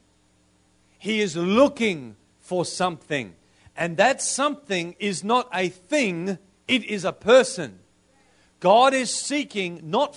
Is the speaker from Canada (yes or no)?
no; Australia